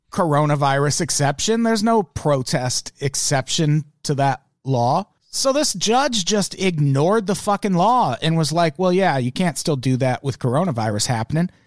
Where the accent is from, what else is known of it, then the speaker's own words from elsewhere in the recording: Australia; I'm from Australia